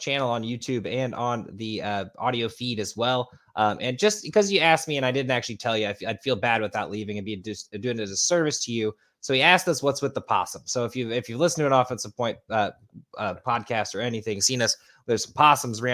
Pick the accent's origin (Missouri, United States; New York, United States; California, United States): Missouri, United States; St. Louis; We're from St. Louis